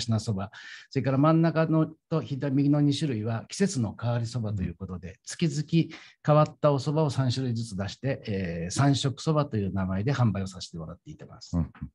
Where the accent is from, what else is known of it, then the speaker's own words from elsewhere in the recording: Tokyo, Japan; 芝で生まれて芝で育った、えまあ、江戸っ子の、えー、端くれ